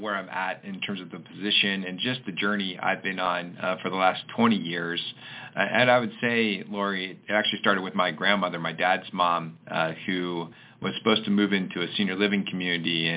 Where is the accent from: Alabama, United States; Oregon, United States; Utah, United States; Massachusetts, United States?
Oregon, United States; I grew up in Oregon